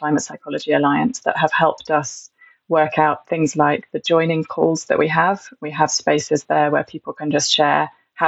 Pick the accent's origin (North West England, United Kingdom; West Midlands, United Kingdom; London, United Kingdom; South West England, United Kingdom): South West England, United Kingdom; Stroud; I grew up in Stroud, where there's a strong activist community